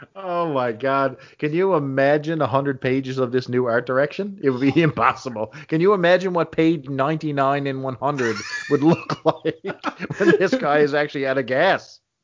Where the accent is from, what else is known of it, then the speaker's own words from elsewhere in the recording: Canada; I'm a Canadian boy